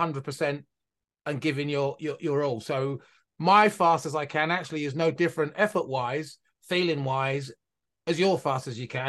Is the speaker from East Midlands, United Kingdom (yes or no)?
no; Milton Keynes, South East England, United Kingdom; born there; So I was born in a place called Milton Keynes, which is about an hour north of London.